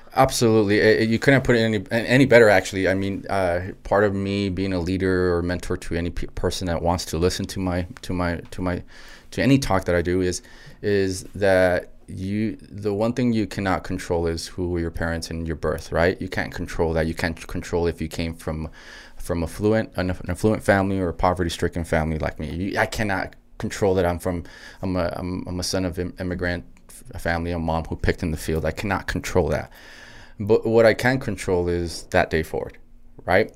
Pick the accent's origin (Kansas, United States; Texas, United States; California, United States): Texas, United States; El Paso; also born or lived in Anthony, Texas / Los Angeles / New York City; born and raised in El Paso, Texas